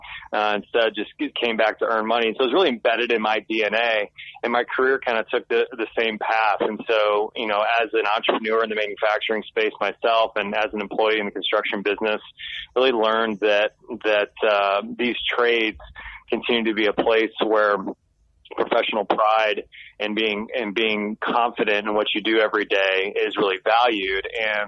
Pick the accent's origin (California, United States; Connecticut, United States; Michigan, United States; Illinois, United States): Michigan, United States; now in Nashville, United States; So I'm actually from Michigan.